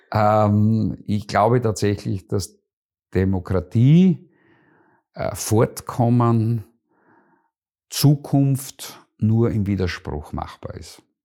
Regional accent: Schlanzberg, Styria, Austria; also born or lived in Vienna / Deutschlandsberg; now in Graz, Austria; Bin in der Schlanzberg aufgewachsen

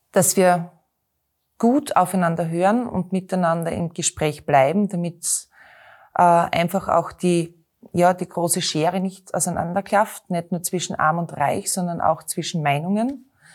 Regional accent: Knittelfeld, Styria, Austria; now in Graz, Austria; bin in Knittelfeld geboren, einer Eisenbahnerstadt. Äh, bin bei meinen Großeltern aufgewachsen

